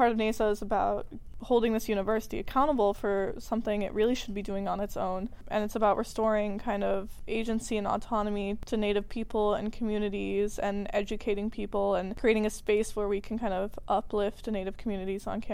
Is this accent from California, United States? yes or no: no; Evanston, Illinois, United States; I went to ETHS. I'm from Evanston